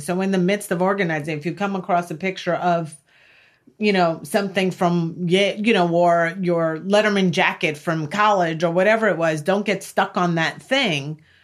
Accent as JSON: {"language": "English", "area": "Long Island", "region": "New York", "country": "United States", "tie": "born or raised there", "said": "I grew up in Long Island"}